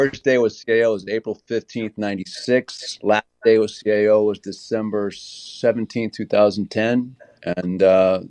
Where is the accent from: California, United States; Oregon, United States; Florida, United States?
California, United States; San Francisco; moved away as an adult; also born or lived in Los Angeles; I'm from San Francisco, born and raised, and then I went to Los Angeles to attend college.